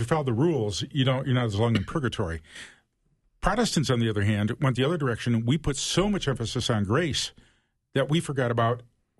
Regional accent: Toledo, Ohio, United States; So I grew up in Toledo, Ohio. And I'm talking 50s and 60s.

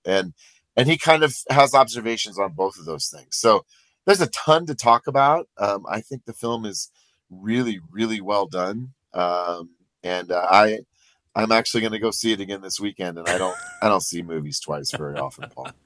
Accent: Iowa, United States; now in Colorado, United States; I'm from Iowa

